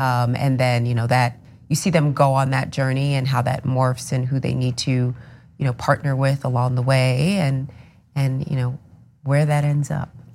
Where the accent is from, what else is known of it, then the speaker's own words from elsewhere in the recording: New Rochelle, New York, United States; I'm from, uh, New Rochelle, New York